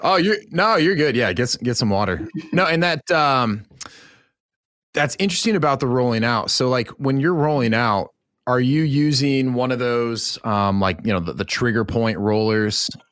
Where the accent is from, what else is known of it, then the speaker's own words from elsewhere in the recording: Pacific Northwest, United States; I grew up in the Pacific Northwest